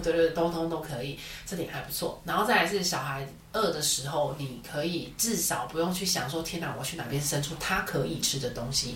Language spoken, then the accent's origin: Chinese; Taiwan; 我们身为台湾人